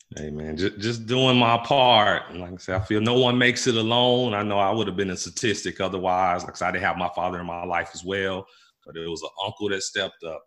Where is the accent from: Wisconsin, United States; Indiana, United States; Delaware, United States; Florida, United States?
Indiana, United States; Gary; moved away as an adult; I grew up in Gary, Indiana, uh, in the 80s mm. and 90s